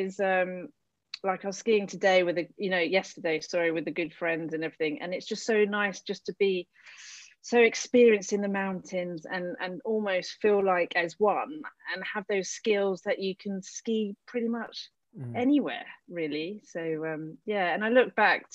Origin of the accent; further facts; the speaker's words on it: south of England, United Kingdom; moved away as an adult; also born or lived in London; now in Tignes, France; I was born in London, which is, I think, amazing. Can't really remember much of that. But then living really most of time in the south of England